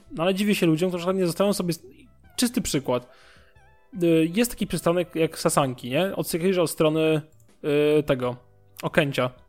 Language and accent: Polish; Warsaw, Masovian Voivodeship, Poland; ja mieszkam w Warszawie od urodzenia